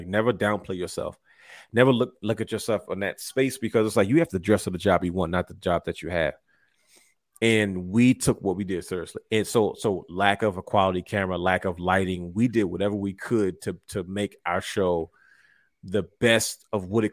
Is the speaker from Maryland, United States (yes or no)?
yes; Baltimore, Maryland, United States; We're from Baltimore